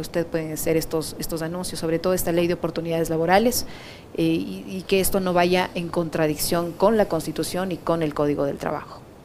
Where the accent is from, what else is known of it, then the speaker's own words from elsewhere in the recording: Ecuador; los ecuatorianos